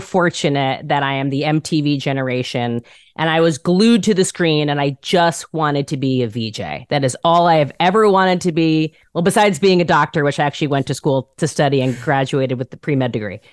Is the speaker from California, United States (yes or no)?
no; Rockland County, New York, United States; moved away as an adult; now in Los Angeles, United States; I'm literally from Rockland County which is like 20 miles north of Manhattan